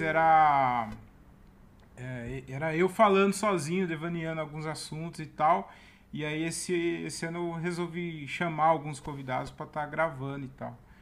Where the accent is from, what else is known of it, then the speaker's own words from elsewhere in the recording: Várzea Paulista, São Paulo, Brazil; Eu sou de Várzea Paulista